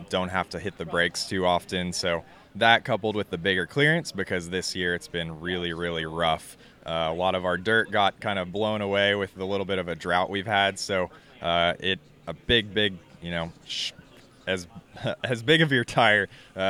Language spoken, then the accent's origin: English; Bentonville, Arkansas, United States; I did grow up here